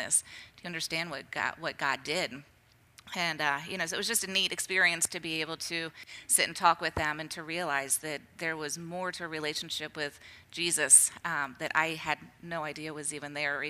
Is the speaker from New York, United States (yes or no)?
no; Centerville, Ohio, United States; I grew up close to here, up in Centerville, suburb of Dayton.